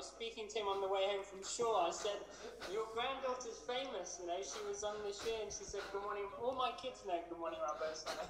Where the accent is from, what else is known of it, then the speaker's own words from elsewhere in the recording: London, United Kingdom; I'm from London.